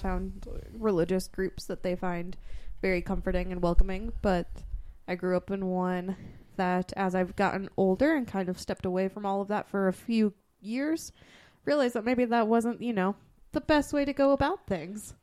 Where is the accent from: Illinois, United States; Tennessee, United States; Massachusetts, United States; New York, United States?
Massachusetts, United States; growing up in Massachusetts